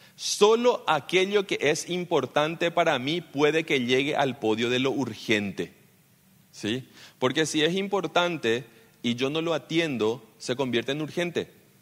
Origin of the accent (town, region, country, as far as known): Paraguay